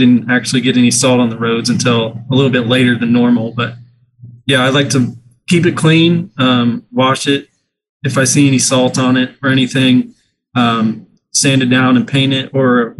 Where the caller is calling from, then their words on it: Wichita, Kansas, United States; I'm in Wichita, Kansas. They salt the roads here.